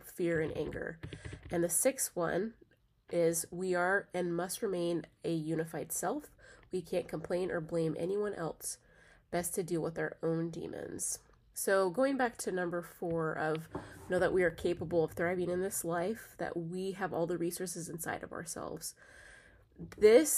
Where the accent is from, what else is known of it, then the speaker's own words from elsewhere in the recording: United States; I am from this country. I was born in this country